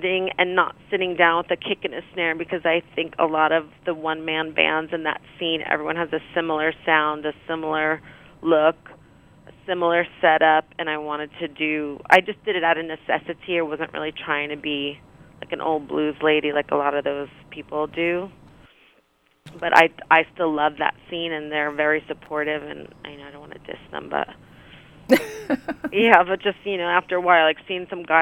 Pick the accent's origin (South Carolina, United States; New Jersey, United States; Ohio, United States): New Jersey, United States; Rutherford; I grew up in New Jersey